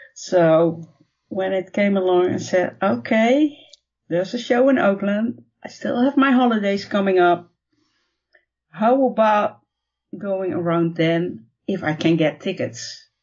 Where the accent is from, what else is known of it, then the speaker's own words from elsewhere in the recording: Netherlands; I'm from the Netherlands